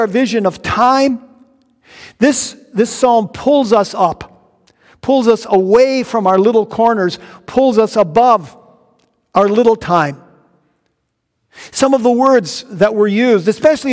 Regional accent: North Dakota, United States; I saw my home state of North Dakota. Then I zoomed in farther and saw my little tiny hometown. And then I zoomed in and zoomed in and zoomed in until I saw the roof of the very house where I grew up, way out in the country

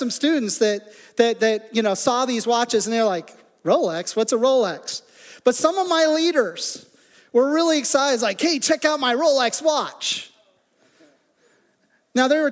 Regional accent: Midwest, United States; now in south central Pennsylvania, United States; growing up in the Midwest

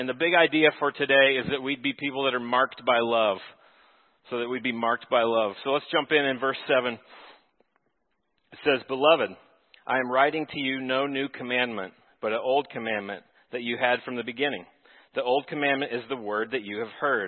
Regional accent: Texas, United States; moved away as an adult; now in Minnesota, United States; I'm from Texas, and so I'm learning the cabin culture of Minnesota

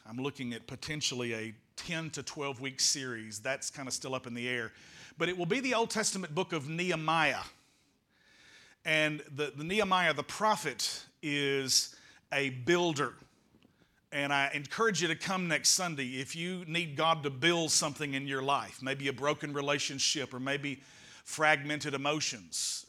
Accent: United States; I am an American

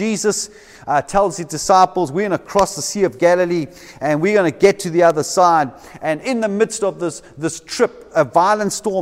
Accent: Durban, KwaZulu-Natal, South Africa; now in Cape Town, South Africa; I come from Durban. For some of you who didn't know that, I come from Durban.

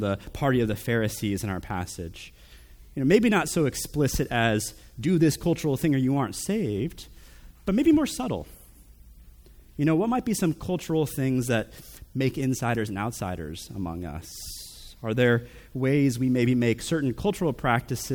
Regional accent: United States; These are my people. We're Americans

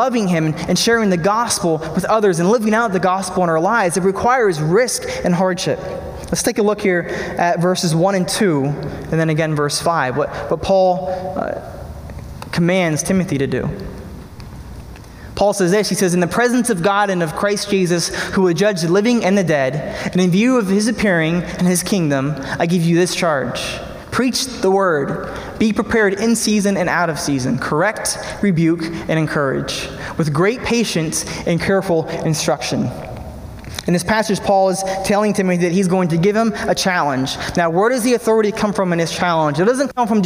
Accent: Pennsylvania, United States; Beth and I moved to my hometown in Pennsylvania

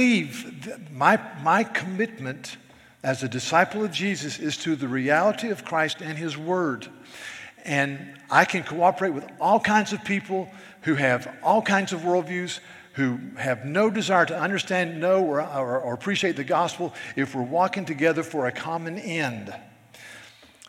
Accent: the South, United States; I'm a Southerner

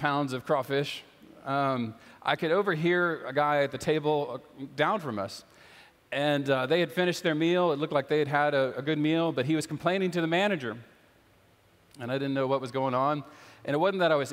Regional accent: South Louisiana, United States; I grew up in South Louisiana

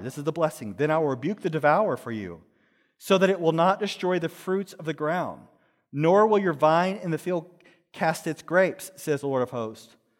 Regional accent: Dallas, Texas, United States; I grew up in Texas in a place called Dallas, in a certain place called Pleasant Grove.

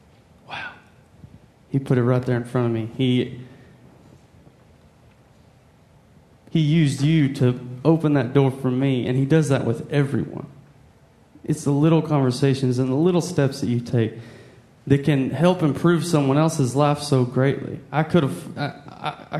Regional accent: Texas, United States; moved away as an adult; now in Nashville, United States; I'm from Texas as well

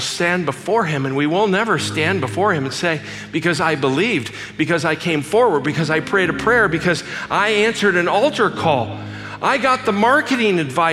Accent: Glendale, California, United States; I grew up in Glendale, California

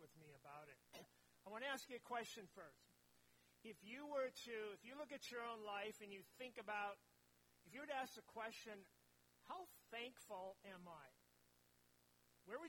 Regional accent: near Cambridge, East Central Minnesota, United States; moved away as an adult; also born or lived in Mora, Minnesota / Stanchfield, Minnesota / Roseau, Minnesota / Wausau, Wisconsin; I grew up in East Central Minnesota, up around Cambridge

